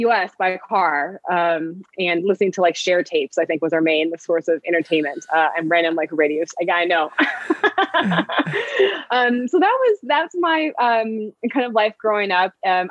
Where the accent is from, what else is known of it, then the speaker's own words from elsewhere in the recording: Phoenix, Arizona, United States; I grew up in Phoenix